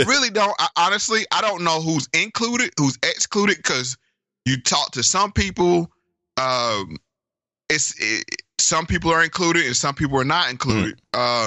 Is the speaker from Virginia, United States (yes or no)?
yes; Virginia, United States; my home state of Virginia